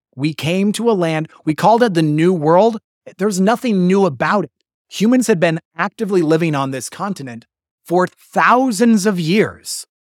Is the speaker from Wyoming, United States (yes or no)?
yes; Wyoming, United States; moved away; I'm taught this as a little polygamous, Mormon polygamous boy growing up in Wyoming